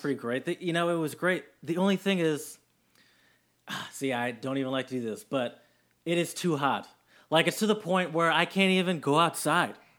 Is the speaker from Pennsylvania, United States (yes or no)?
no; Michigan, United States; also born or lived in Austria / Germany; I love Michigan, where I'm from